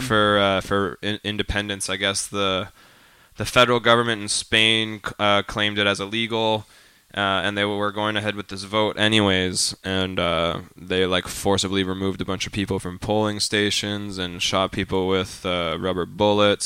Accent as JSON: {"language": "English", "town": "Calgary", "region": "Alberta", "country": "Canada", "said": "I'm from Calgary"}